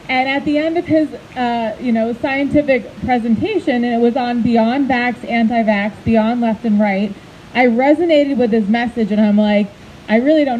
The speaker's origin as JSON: {"language": "English", "region": "Vermont", "country": "United States", "moved": "yes", "lives_now": "Massachusetts, United States", "said": "I'm from Vermont"}